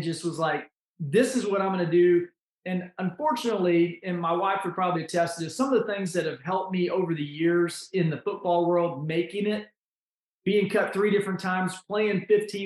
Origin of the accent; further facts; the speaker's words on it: Lexington, Kentucky, United States; I was born and raised in Lexington, Kentucky